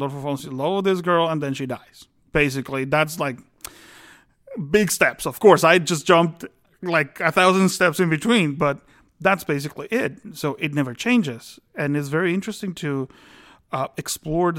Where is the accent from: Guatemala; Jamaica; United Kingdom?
Guatemala; moved away; my home country, Guatemala.